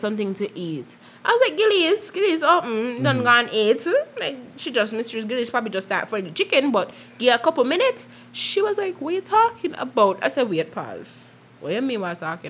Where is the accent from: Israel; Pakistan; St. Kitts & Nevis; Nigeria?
St. Kitts & Nevis; I was from Malone Avenue, McKnight, St. Kitts